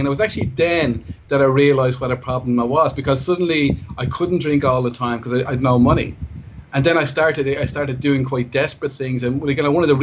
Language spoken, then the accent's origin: English; Ireland; moved away as an adult; now in Thailand; I'm originally from Ireland, but I've lived here in Thailand for, I guess, 17 years